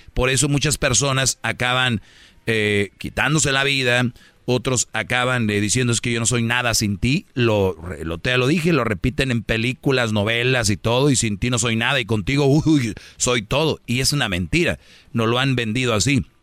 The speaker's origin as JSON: {"language": "Spanish", "town": "Monterrey", "region": "Nuevo León", "country": "Mexico", "said": "en Monterrey, de donde soy yo"}